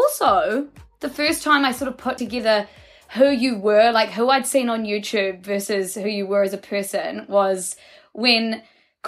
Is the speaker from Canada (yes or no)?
no; Marlborough, New Zealand; my hometown